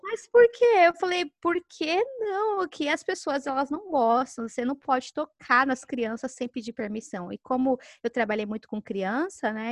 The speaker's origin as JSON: {"language": "Portuguese", "country": "Brazil", "moved": "as an adult", "said": "a gente é brasileira"}